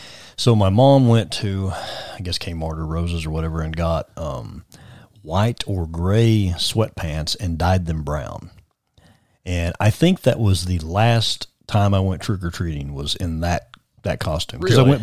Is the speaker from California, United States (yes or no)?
no; East Tennessee, United States; we grew up in East Tennessee.